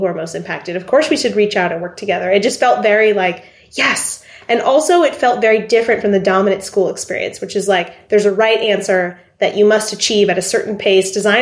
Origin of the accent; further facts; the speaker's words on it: Arkansas, United States; also born or lived in Lebanon; I grew up in Arkansas